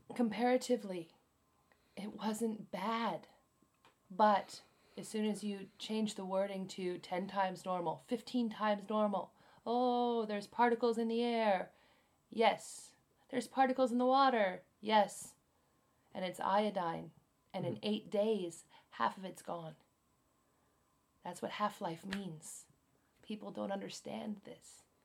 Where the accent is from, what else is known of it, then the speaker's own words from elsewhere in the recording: United States; now in Japan; I'm American